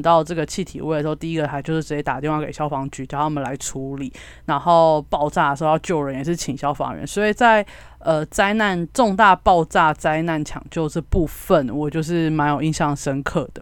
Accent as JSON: {"language": "Chinese", "town": "Kaohsiung", "country": "Taiwan", "said": "因为我是高雄人，所以我经历过八一气爆"}